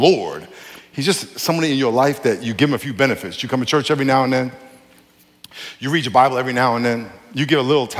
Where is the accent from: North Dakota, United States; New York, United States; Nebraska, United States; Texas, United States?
New York, United States; I grew up in New York.